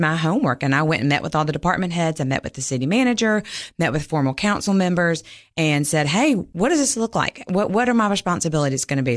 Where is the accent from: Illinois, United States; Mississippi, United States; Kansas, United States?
Mississippi, United States; moved away as an adult; now in Cookeville, United States; I'm originally from Mississippi, grew up there, went to Ole Miss